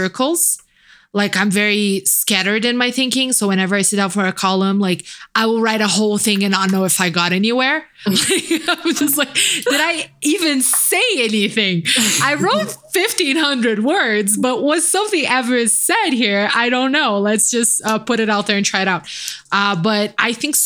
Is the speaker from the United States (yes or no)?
no; Brazil; me being Brazilian